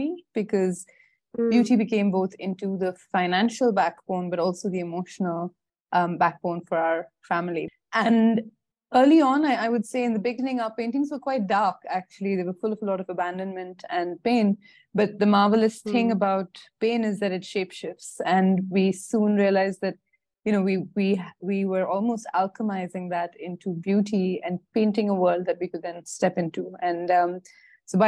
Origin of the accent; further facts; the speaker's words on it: Bangalore, Karnataka, India; also born or lived in Singapore / Indore; I grew up in Bangalore